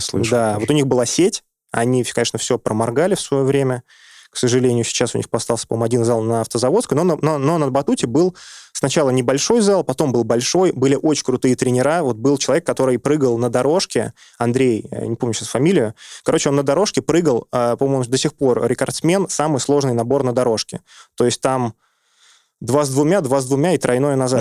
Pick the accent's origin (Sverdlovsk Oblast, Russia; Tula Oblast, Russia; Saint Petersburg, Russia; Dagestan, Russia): Saint Petersburg, Russia; moved away as an adult; now in Moscow, Russia; я вырос в Петербурге